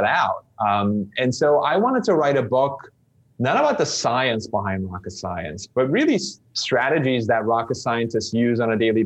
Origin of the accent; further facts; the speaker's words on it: Istanbul, Turkey; English is a second language; moved away as an adult; also born or lived in United States; I grew up in Istanbul, Turkey, learned English as a second language